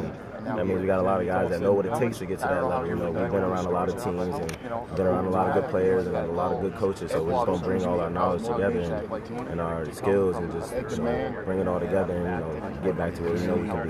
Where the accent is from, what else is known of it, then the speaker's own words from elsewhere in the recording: Northeast, United States; moved away; as a kid growing up in the Northeast